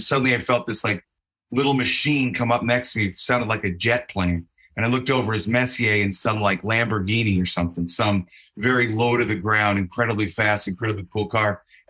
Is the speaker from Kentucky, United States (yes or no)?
no; Chicago, Illinois, United States; I'm from Chicago. I'm really a Blackhawks fan, but I moved here to work